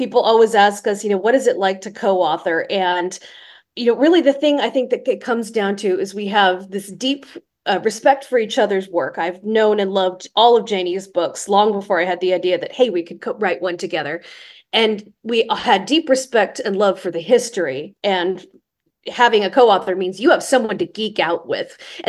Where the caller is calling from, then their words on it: Pacific Northwest, United States; I am calling in from the Pacific Northwest on a very rainy slash hailing kind of day